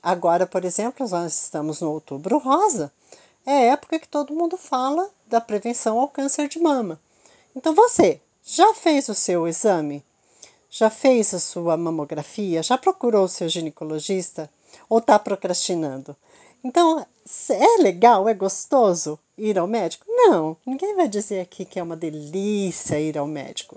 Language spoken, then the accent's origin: Portuguese; Curitiba, Paraná, Brazil; Eu sou de Curitiba